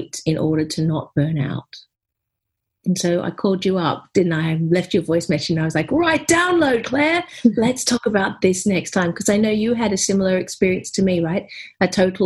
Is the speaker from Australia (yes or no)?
yes; Australia; now in United Kingdom; I'm here in the UK, even though I'm an Aussie.